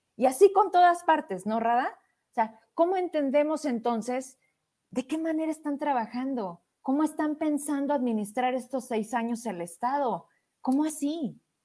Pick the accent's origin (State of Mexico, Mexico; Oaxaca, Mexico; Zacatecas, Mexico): Zacatecas, Mexico; somos zacatecanos y hemos vivido en esta tierra